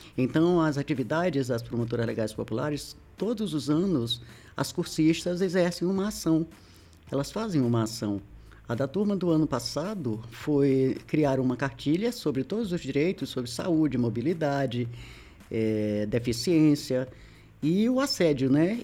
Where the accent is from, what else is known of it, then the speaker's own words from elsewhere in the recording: Maranhão, Brazil; also born or lived in Federal District; now in Brasília, Brazil; eu sou maranhense, como diz o pessoal, cabeça chata, tinhosa, teimosa